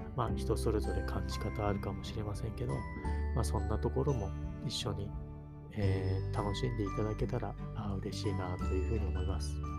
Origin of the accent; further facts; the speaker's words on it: Gotemba, Shizuoka, Japan; 地元が静岡県の御殿場市、で、今もそこに住んでるんですけど